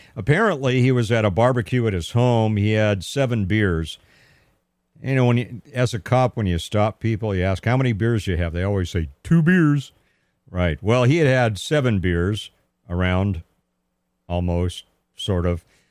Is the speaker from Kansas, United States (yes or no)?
no; Pasadena, California, United States; also born or lived in Altadena, California / Arcadia, California; I am a native Southern Californian. I was born and raised in Pasadena, California, a little bit in Altadena, a little bit in Arcadia, but Pasadena is my hometown